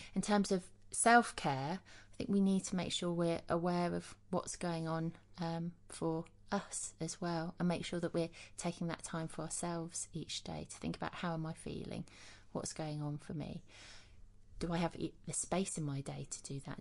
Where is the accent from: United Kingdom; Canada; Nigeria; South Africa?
United Kingdom; Leicester, East Midlands; I grew up in Leicester in the East Midlands